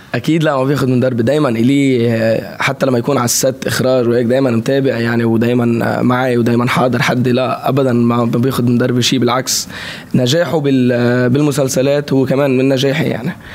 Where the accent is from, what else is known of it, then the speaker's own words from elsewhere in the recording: Lebanon; accent: Lebanese; also born or lived in Saudi Arabia; بلهجتي باللهجه اللبنانيه